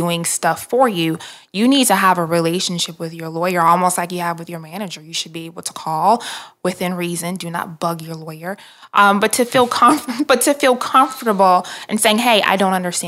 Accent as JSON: {"language": "English", "town": "Detroit", "region": "Michigan", "country": "United States", "tie": "born or raised there", "also_born_or_lived": "Atlanta", "moved": "yes", "said": "grew up in Detroit, and my parents and I moved to Atlanta in 1997"}